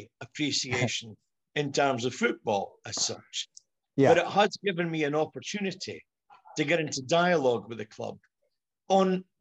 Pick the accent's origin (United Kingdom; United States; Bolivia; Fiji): United Kingdom; Dundee, Scotland; moved away as an adult; now in Huddersfield, United Kingdom; you could probably tell by my accent, I'm not Yorkshire born and bred. I'm actually originally from Dundee